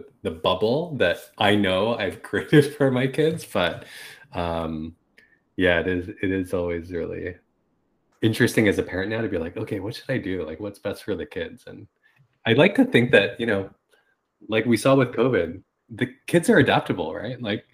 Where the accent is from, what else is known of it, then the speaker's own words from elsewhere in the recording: Toronto, Ontario, Canada; also born or lived in Mississauga; I was primarily born and raised in Toronto and Mississauga, but we moved around a lot